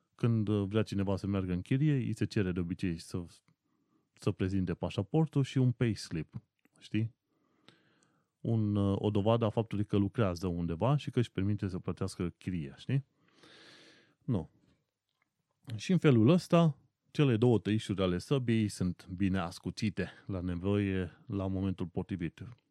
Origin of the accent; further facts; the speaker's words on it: Brașov, Brașov County, Romania; moved away as an adult; now in London, United Kingdom; Nu stau ca acasă în Brașov